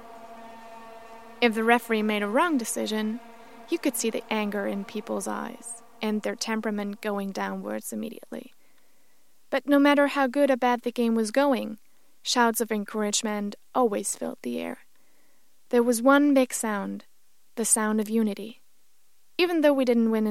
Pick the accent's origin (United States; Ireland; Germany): Germany; the World Cup took place in my home country, in Germany